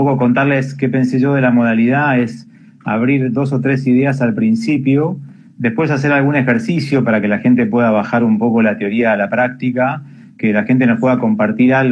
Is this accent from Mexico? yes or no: no; Argentina; born there; por ahí nacimos en Argentina, pero nuestra familia tiene una impronta que viene de otra cultura